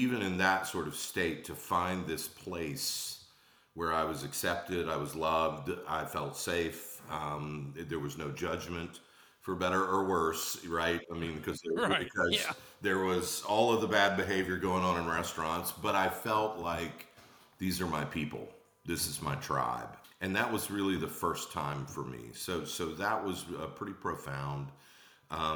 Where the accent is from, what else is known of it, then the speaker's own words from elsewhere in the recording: Atlanta, Georgia, United States; moved away; also born or lived in Charleston, South Carolina; I was born in Atlanta, Georgia. I ended up in Charleston